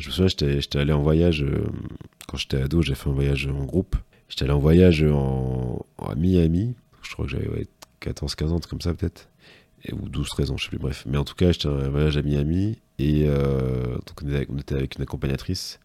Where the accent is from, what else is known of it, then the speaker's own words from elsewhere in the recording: Martinique; moved away as an adult; now in Paris, France; moi j'ai grandi en Martinique en fait, de mes 0 à 21 ans.